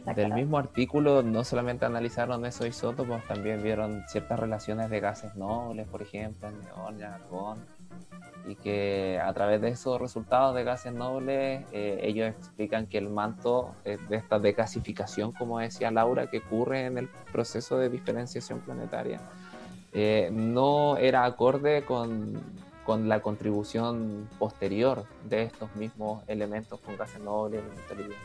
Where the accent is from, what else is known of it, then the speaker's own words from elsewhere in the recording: Arica, Arica y Parinacota, Chile; yo soy de Arica, entonces soy fanático de, mi ciudad donde yo nací